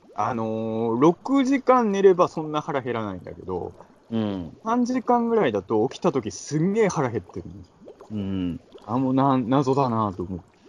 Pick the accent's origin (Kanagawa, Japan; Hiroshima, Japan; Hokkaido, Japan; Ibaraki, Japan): Ibaraki, Japan; now in Tokyo, Japan; 茨城の田舎者